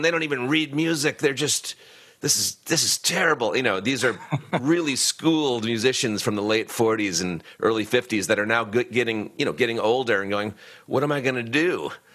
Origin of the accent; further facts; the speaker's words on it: Boston, Massachusetts, United States; I lived in Boston. I grew up in Boston